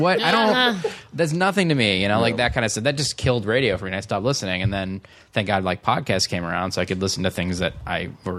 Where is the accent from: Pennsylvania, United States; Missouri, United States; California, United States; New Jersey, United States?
California, United States; Davis; I grew up in Davis